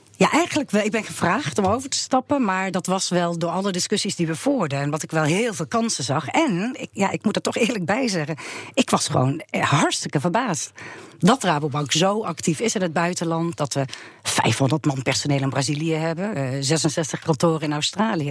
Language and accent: Dutch; Netherlands; wij als Nederlanders